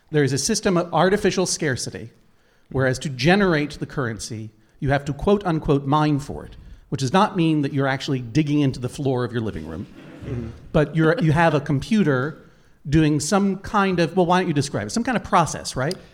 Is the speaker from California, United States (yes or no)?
yes; Oakland, California, United States; We're from Oakland, California.